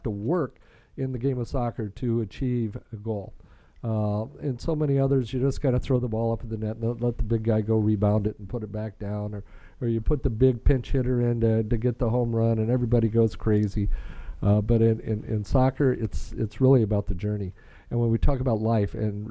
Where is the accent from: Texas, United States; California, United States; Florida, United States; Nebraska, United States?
Nebraska, United States; We were growing up in Nebraska